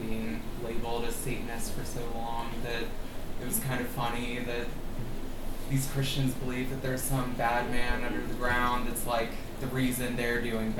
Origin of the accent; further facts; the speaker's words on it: Georgia, United States; Got it from growing up in Georgia.